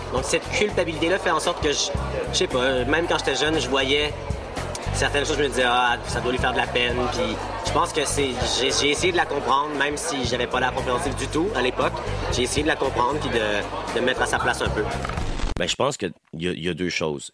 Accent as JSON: {"language": "French", "region": "Quebec", "country": "Canada", "accent": "Québécois"}